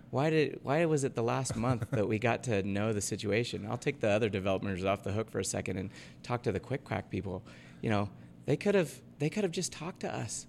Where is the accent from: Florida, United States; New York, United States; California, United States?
California, United States; Half Moon Bay; also born or lived in North Carolina; now in Ogden, United States; my hometown of Half Moon Bay where I grew up